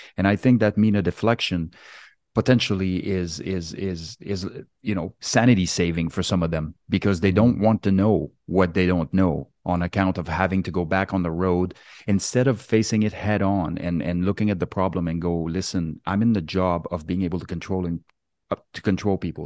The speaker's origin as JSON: {"language": "English", "region": "Quebec", "country": "Canada", "tie": "born or raised there", "also_born_or_lived": "West Coast, Canada", "moved": "yes", "said": "I was born and raised in Quebec on the East Coast"}